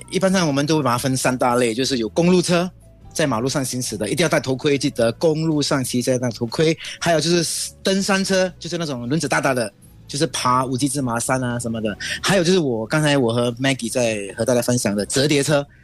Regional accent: Singapore; 我们新加坡还是很守规矩

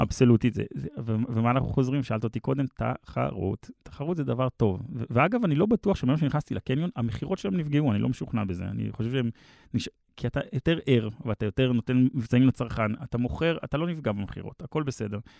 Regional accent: Israel; also born or lived in Palo Alto, United States / Mevaseret Zion / Herzliya; now in Tel Aviv, Israel; גדלתי במבשרת, אז ביתר והפועל כן. וכדורסל, ובאמת במהלך החיים ההורים שלי התגרשו, אז בעצם עברתי להרצליה, ואז גדלתי חצי מהחיים בהרצליה

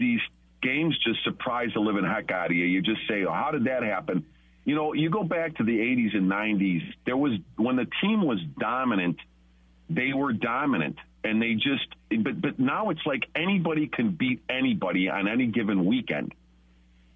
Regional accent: Chicago, Illinois, United States; moved away as an adult; now in Rockford, United States; I'm from Chicago. I'm a Chicago guy, born and raised.

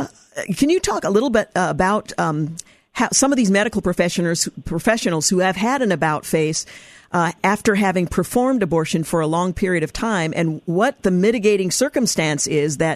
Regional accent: Oregon, United States; my home state, regrettably, my home state of Oregon

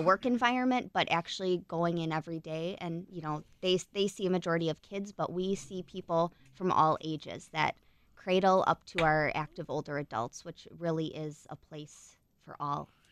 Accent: Burlington, Wisconsin, United States; grew up in, uh, Burlington.

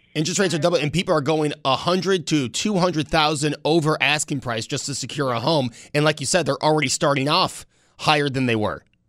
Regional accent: Buffalo, New York, United States; growing up on Mount Vernon, we would walk down LeBrun

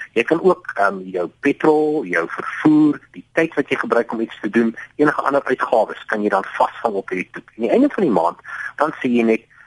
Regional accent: Johannesburg, Gauteng, South Africa; moved away as an adult; now in Cape Town, South Africa; Ek is wel meer van Johannesburg

